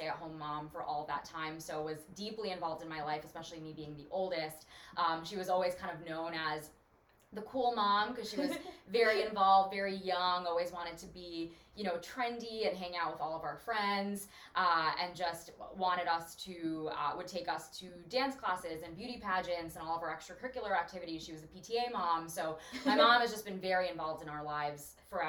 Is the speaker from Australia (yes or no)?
no; New York City, New York, United States; I was born and raised in Brooklyn, in New York City. So I'm New York City born and bred